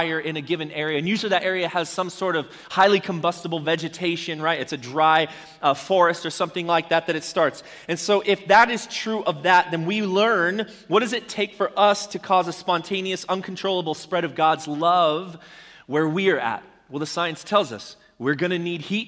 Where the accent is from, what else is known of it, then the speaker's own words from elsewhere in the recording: Arizona, United States; I grew up in Arizona